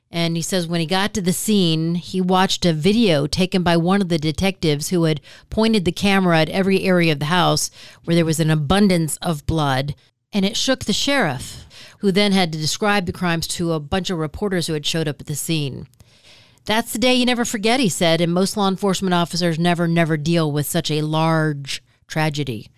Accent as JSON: {"language": "English", "region": "Michigan", "country": "United States", "said": "I'm from Michigan"}